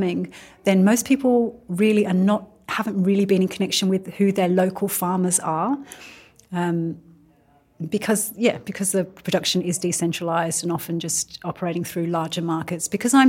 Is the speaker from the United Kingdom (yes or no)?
yes; England, United Kingdom; now in Australia; I'm also an immigrant. I'm from England and I'm also Turkish Indian.